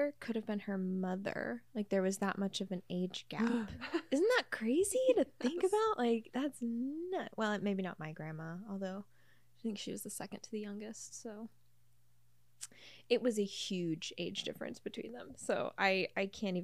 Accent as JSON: {"language": "English", "country": "United States", "said": "I am an American"}